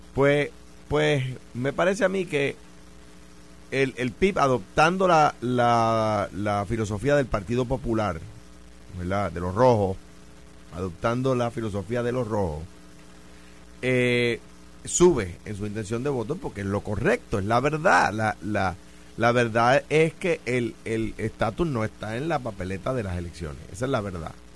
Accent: Puerto Rico

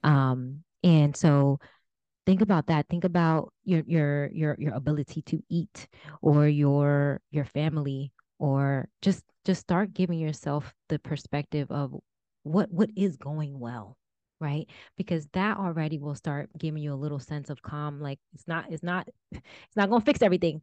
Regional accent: New Jersey, United States; my husband's from California and, and we're from Jersey

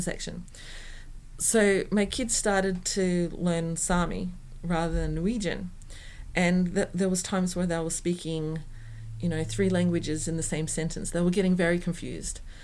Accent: Australia; first language English; moved away as an adult; now in Norway; Australians don't tend to do that. I don't find an Australian community

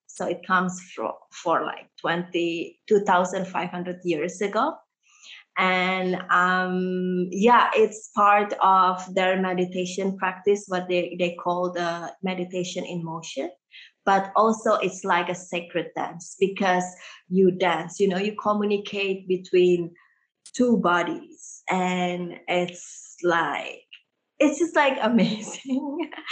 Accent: Jakarta, Indonesia; moved away as an adult; now in Ubud, Indonesia; I born in Indonesia, but I come from Indian family

